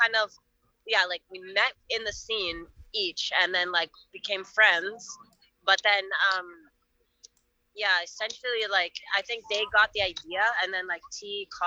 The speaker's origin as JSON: {"language": "English", "country": "Canada", "moved": "yes", "said": "I'm from Canada"}